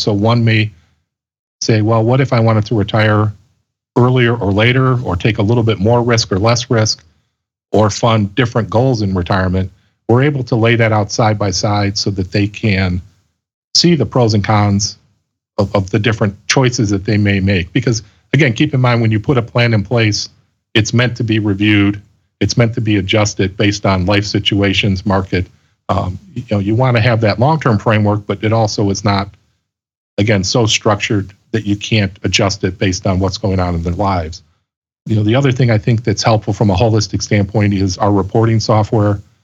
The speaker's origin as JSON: {"language": "English", "town": "Chicago", "region": "Illinois", "country": "United States", "tie": "born or raised there", "also_born_or_lived": "Colorado Springs, Colorado", "said": "I grew up in the Chicago area and graduated from Loyola University here in Chicago"}